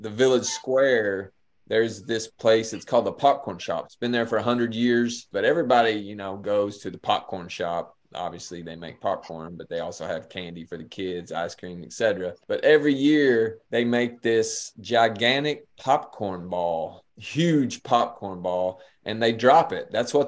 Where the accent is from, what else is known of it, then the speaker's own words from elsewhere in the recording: Appalachia, United States; accent: Appalachian; live Appalachian, embrace my Appalachian heritage, embrace my accent